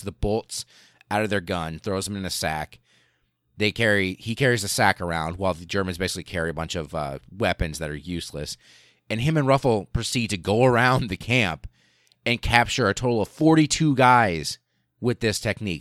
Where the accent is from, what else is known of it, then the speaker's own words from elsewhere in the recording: Nebraska, United States; Nebraska, my, my home state, the state from which I hail